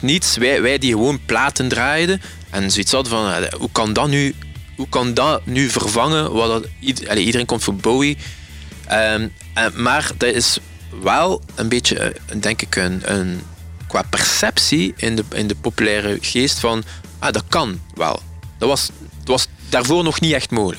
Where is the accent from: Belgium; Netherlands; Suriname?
Belgium; Ghent, Flanders; wij zijn kinderen van de Gentse feesten